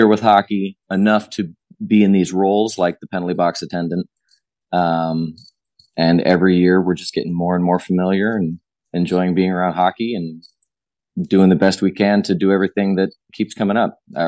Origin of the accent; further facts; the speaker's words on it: Southern California, United States; a Southern California kid in the 80s